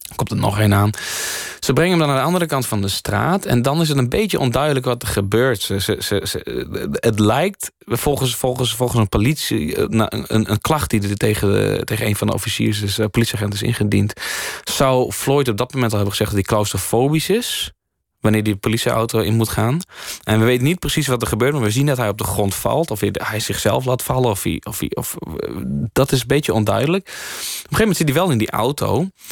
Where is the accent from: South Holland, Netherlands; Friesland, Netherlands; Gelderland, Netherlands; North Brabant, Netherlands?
Friesland, Netherlands; Leeuwarden; ik ben in Leeuwen opgegroeid